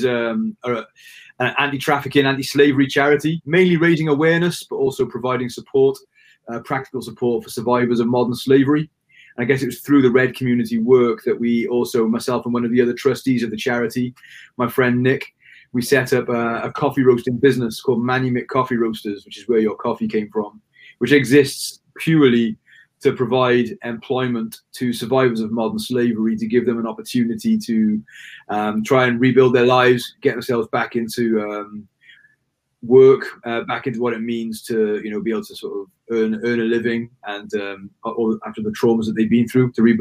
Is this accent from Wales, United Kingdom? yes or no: yes; Wales, United Kingdom; I'm Welsh born. Never really left, to be honest with you. Still living in Cardiff now